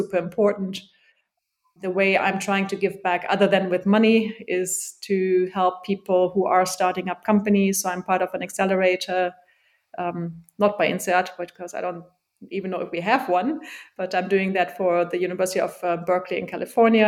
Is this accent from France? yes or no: no; Germany; moved away as an adult; now in London, United Kingdom; growing up in Germany, going to state school, state uni